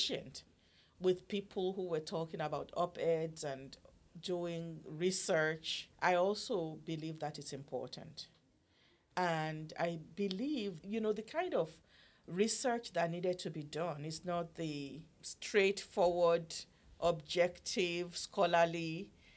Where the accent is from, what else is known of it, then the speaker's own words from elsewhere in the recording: Nigeria; now in United States; I'm a mother. I'm a Nigerian woman. I have children.